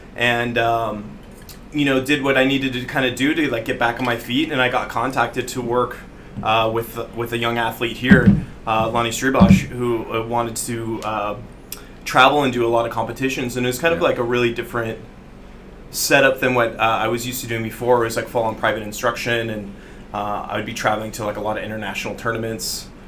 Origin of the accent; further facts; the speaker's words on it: San Francisco Bay Area, California, United States; moved away as an adult; now in Bali, Indonesia; I grew up in the San Francisco Bay Area